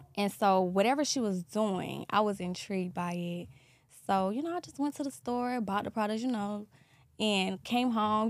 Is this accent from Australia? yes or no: no; Columbia, South Carolina, United States; now in Atlanta, United States; I'm from South Carolina, Columbia, South Carolina